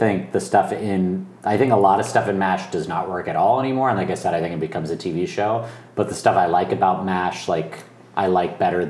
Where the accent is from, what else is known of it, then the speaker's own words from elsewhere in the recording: Texas, United States; Growing up in Texas